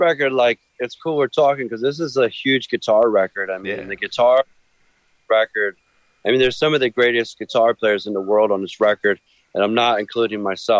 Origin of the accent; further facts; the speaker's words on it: Philadelphia, Pennsylvania, United States; growing up in Philly